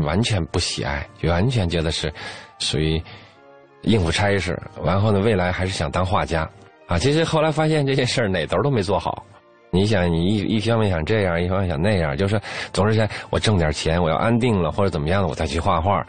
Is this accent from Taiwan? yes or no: no; China; 我们中国人